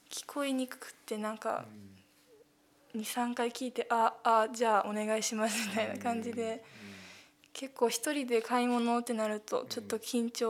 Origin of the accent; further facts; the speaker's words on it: Guangdong, China; also born or lived in Japan / Hong Kong; 日本で生まれたんですけど、生まれてすぐに中国に引っ越して、広東省で約6年間勉強してその後香港で7年間現地校で勉強してました